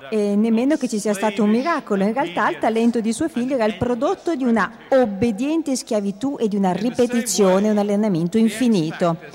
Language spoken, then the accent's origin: Italian; England, United Kingdom; Italian is a second language; Innanzitutto mi scuso perché sono inglese e come tutti gli inglesi sono molto pigro e non ho mai studiato altre lingue